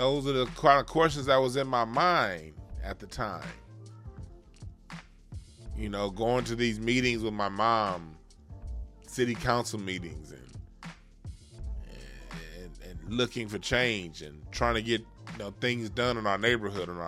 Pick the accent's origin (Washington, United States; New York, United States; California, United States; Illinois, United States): California, United States; Los Angeles; Being born and raised in Los Angeles, California, that's my home city where I'm from